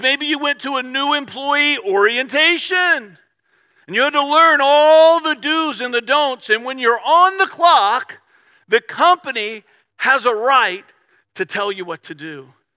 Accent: Richmond, Virginia, United States; I grew up in Richmond

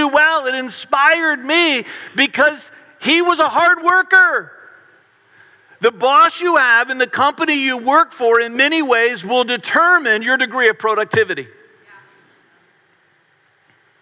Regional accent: Varina, Virginia, United States; I grew up in Verina, which is in Henrico County, just outside of Richmond.

